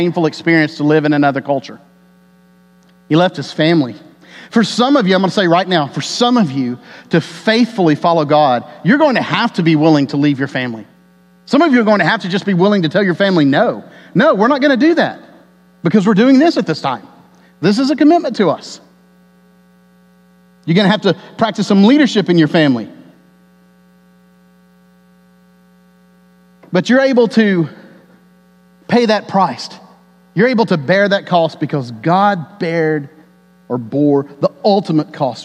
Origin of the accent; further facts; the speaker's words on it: Texas, United States; my life as an American and as a Texan